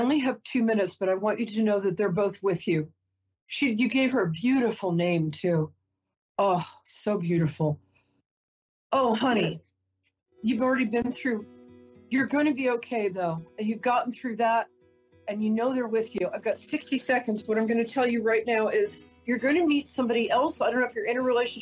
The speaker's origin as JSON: {"language": "English", "region": "New York", "country": "United States", "said": "I'm a New Yorker"}